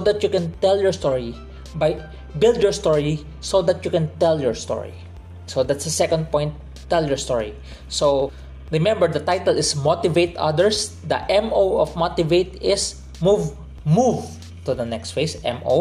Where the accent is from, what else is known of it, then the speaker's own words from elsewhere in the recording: Philippines; I'm from the Philippines